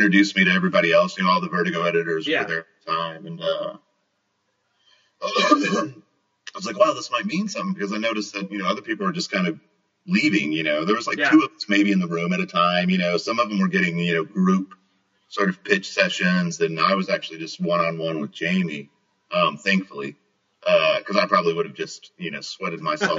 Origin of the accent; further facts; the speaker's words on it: Kentucky, United States; moved away as an adult; also born or lived in Upper Peninsula, Michigan / Okinawa, Japan; now in Portland, United States; I grew up in Kentucky, mostly.